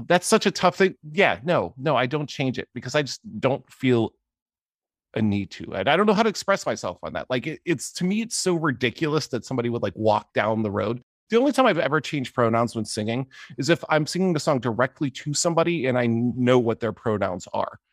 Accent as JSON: {"language": "English", "town": "Johnstown", "region": "Pennsylvania", "country": "United States", "tie": "born or raised there", "said": "I grew up in Johnstown, Pennsylvania"}